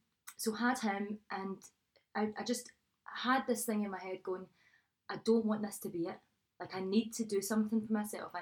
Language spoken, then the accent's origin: English; Glasgow, Scotland, United Kingdom; also born or lived in Bishopbriggs; I was born and bred in Maryhill.